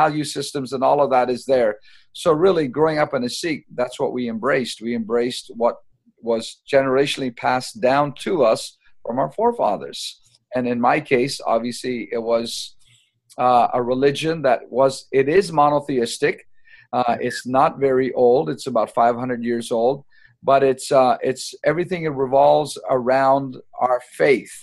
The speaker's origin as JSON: {"language": "English", "region": "Ontario", "country": "Canada", "tie": "born or raised there", "also_born_or_lived": "New Delhi, India / Stratford, Ontario / Woodstock, Ontario", "said": "born there, but however, came here at a very young age and raised primarily in Canada"}